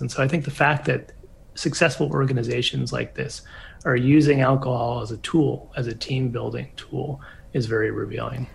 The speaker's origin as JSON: {"language": "English", "country": "United States", "said": "I come from maybe more of a northern drinking culture, just from being American"}